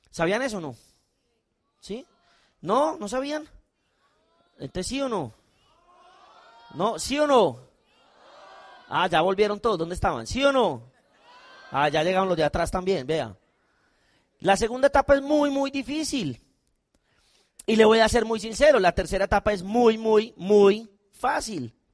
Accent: Colombia; O sea, yo no soy soldado, yo soy un colombiano, no tengo nada que ver, pero a mí me dio miedo.

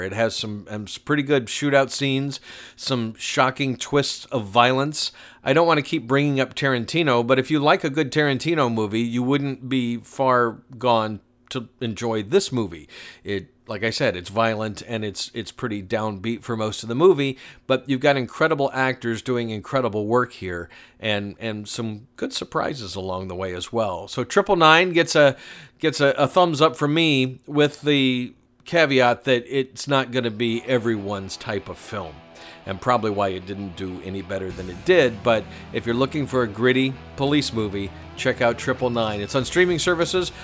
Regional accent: Atlanta, Georgia, United States; my hometown of Atlanta, Georgia

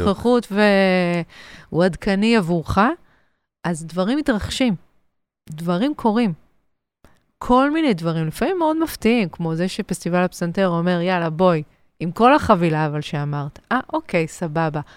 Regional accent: Ramot HaShavim, Central District, Israel; גדלתי ברמות השבים, ליד הוד השרון, גם גדלתי בהוד השרון

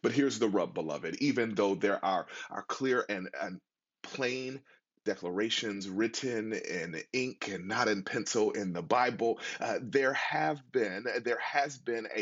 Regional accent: Buffalo, New York, United States; moved away; my hometown of Buffalo, New York

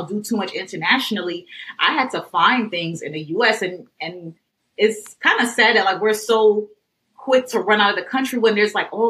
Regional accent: New York City, New York, United States; I grew up in Brooklyn

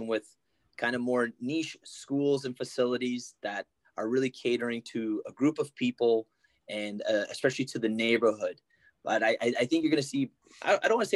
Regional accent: Ottawa, Ontario, Canada; I'm from Ottawa

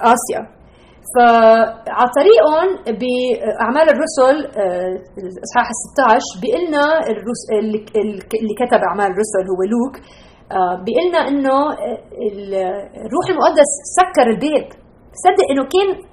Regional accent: Lebanon; moved away; انا ربيت بلبنان بالسبعينات

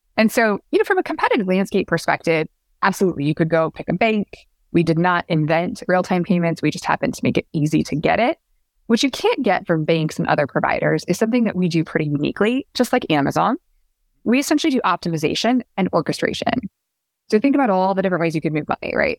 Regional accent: Pacific Northwest, United States; now in New York, United States; I grew up in the Pacific Northwest

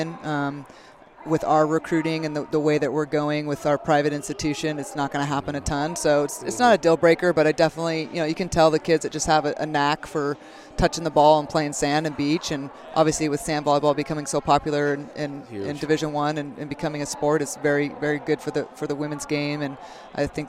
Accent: Carpinteria, California, United States; born and raised in Carpinteria.

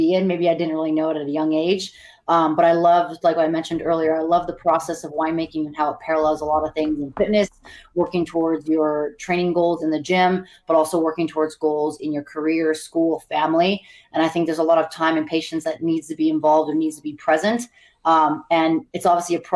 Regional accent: Montana, United States; moved away as an adult; also born or lived in California / Hawaii / Bay Area; now in Las Vegas, United States; I was born in California, but pretty much grew up in Montana

